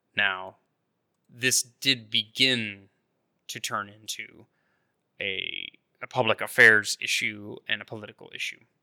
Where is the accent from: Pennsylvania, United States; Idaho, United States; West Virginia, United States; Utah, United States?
Idaho, United States; North; near where I grew up in North Idaho, the Silver Valley